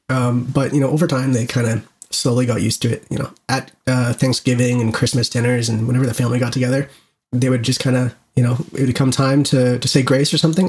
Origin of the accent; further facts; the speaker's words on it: Canada; being Canadian